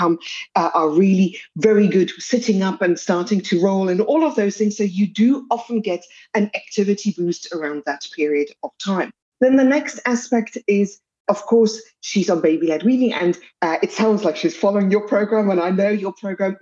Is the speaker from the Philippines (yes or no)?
no; South Africa; as you can hear from my accent, I come from South Africa